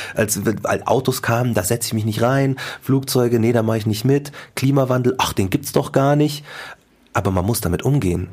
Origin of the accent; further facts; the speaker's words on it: Markt Schwaben, Bavaria, Germany; ich bin in Marktraben groß geworden